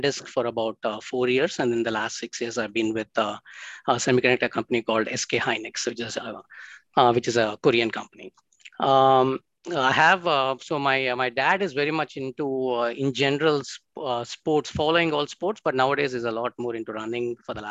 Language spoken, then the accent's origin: English; India; also born or lived in Chennai, Tamil Nadu / Hyderabad, Telangana; Grew up in Madras and in Hyderabad